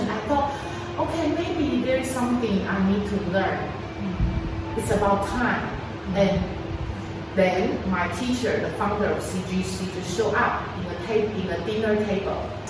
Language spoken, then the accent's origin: English; Taiwan; moved away as an adult; also born or lived in United States / Shanghai / Xi'an / Suzhou; I was born and raised up in Taiwan. And uh, after university, I went to the United States